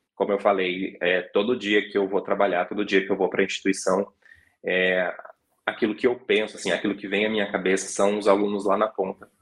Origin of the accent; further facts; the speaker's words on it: Colombo, Paraná, Brazil; now in Curitiba, Brazil; nasci em Curitiba e fui criado a maior parte da minha vida em Colombo, né, que é na região metropolitana uhum. de Curitiba